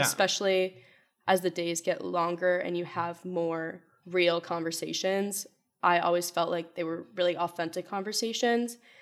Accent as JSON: {"language": "English", "town": "Wethersfield", "region": "Connecticut", "country": "United States", "said": "I'm from Weathersfield, Connecticut, so not too far away"}